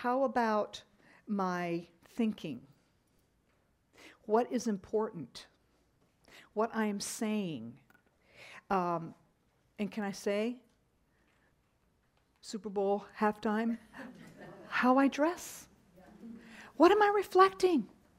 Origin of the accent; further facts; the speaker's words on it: Japan; when I was growing up, I grew up in Japan on the mission field with my parents, and we loved the Japanese culture.